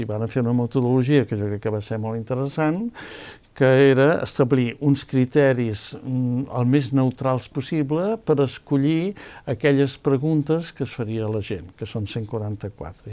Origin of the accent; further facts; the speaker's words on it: Empordà, Catalonia, Spain; jo sóc de l'Empordà